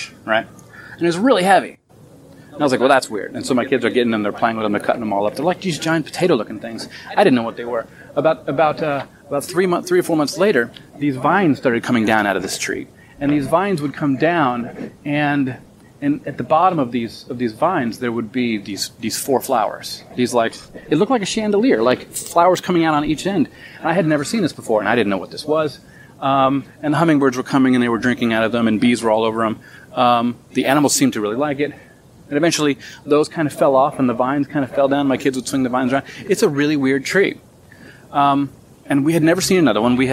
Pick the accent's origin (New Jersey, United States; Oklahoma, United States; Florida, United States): Florida, United States; I'm from Florida